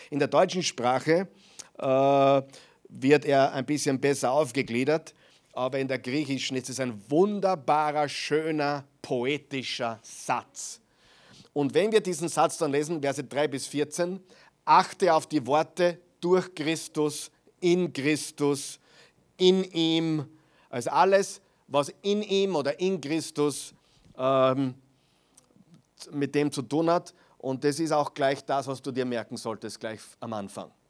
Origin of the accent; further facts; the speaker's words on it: Austria; auch die christliche Tradition hier in, in, Österreich, zumindest am Land, wo ich aufgewachsen bin, war das noch sehr extrem.